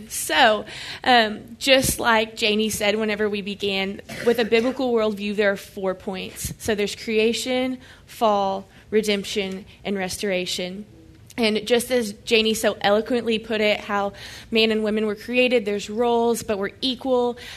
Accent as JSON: {"language": "English", "region": "Oklahoma", "country": "United States", "lives_now": "Dallas, United States", "said": "And I'm from Oklahoma, so it's a little bit different of a culture, small town Oklahoma, like a thousand people."}